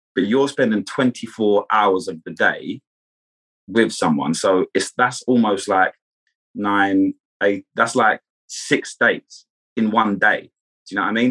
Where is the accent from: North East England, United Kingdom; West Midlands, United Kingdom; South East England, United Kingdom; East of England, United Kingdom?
South East England, United Kingdom; Kent; I'm from Kent in England, which is just outside of London.